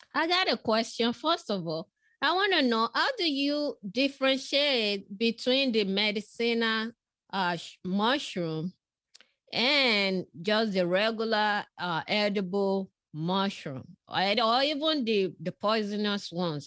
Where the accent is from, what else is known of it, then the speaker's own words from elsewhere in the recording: Nigeria; moved away; I was born in West Africa, in Nigeria